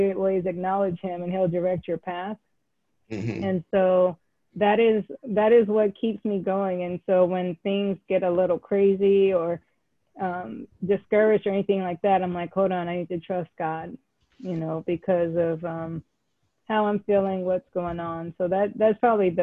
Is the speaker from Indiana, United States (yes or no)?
no; California, United States; born or raised there; moved away; also born or lived in Pittsburgh, Pennsylvania / Atlanta, Georgia